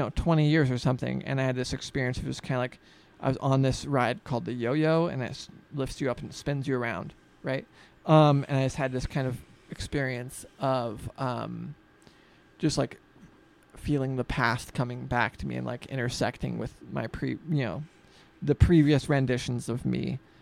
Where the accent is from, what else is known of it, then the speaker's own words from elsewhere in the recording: Freeman, Washington, United States; I grew up outside of Spokane, in the Freeman area